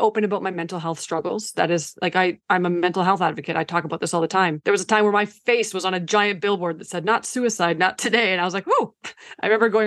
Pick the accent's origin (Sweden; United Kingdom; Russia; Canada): Canada; first language Ukrainian; English is a second language; I was born in Canada.